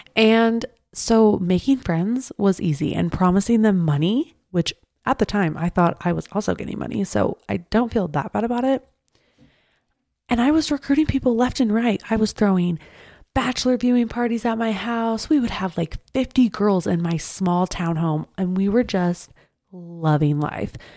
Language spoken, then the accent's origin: English; Draper, Utah, United States; I grew up in Draper